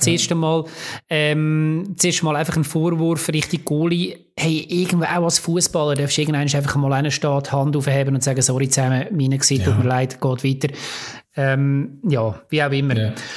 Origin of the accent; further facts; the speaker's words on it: Lucerne, Switzerland; als Luzerner